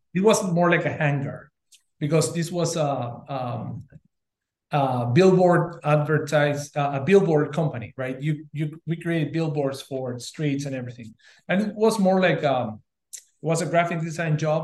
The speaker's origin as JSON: {"language": "English", "country": "Uruguay", "said": "I'm originally from Uruguay"}